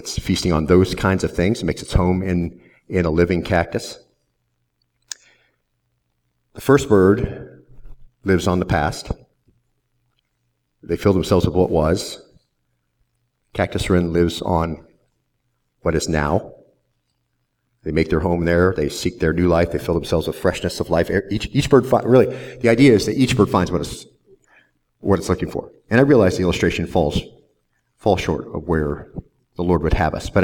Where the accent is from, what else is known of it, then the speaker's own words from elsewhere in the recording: Southwest Arizona, United States; now in Lynchburg, United States; I grew up in Southwest Arizona